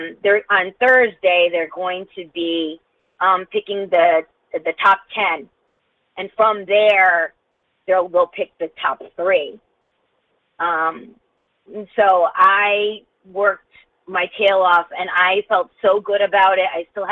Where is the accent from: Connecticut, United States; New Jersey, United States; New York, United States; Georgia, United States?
Connecticut, United States; I'm from Connecticut.